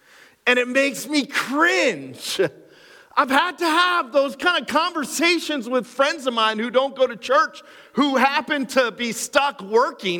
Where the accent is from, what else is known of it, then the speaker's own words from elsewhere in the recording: Cressona, Pennsylvania, United States; I grew up in Cresona